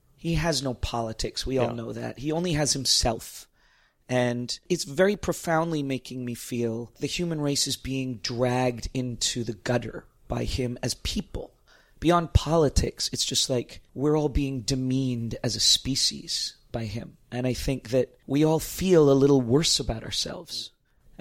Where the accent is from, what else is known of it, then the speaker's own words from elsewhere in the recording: Toronto, Ontario, Canada; also born or lived in Stratford, Ontario / New York; now in Niagara-on-the-Lake, Canada; But mostly I grew up in Toronto in the middle of the city